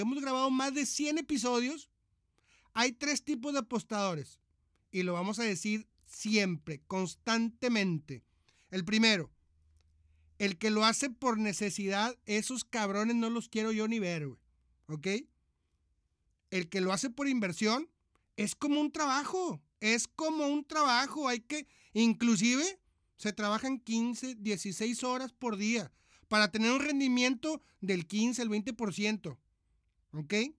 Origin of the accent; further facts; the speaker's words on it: Monterrey, Nuevo León, Mexico; moved away as an adult; now in Argentina; soy de Monterrey, Nuevo León, México.